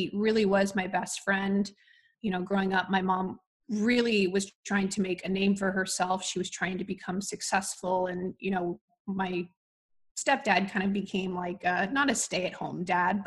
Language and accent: English; Midwest, United States; moved away as an adult; also born or lived in New York; I moved from the Midwest and went off to New York to pursue lacrosse